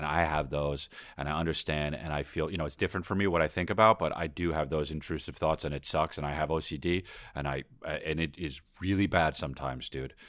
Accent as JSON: {"language": "English", "country": "Australia", "said": "I'm Australian."}